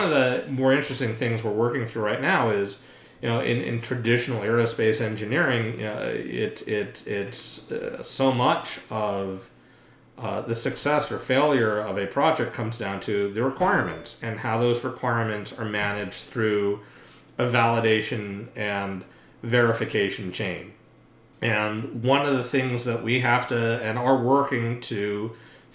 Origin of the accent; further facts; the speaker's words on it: New York City, New York, United States; also born or lived in Scarsdale, New York; I grew up in New York City and right outside in suburban Westchester County